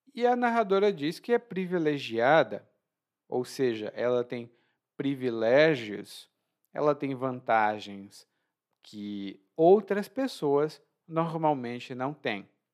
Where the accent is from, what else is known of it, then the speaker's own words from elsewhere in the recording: Ceará, Brazil; no meu estado natal, lá no Ceará